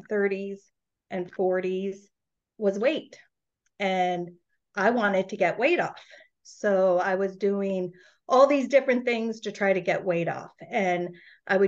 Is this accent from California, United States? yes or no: yes; Northern California, United States; I'm from Northern California